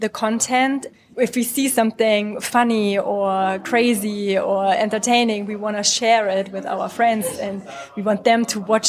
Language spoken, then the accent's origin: English; Germany; moved away as an adult; now in United Kingdom; I'm originally from Germany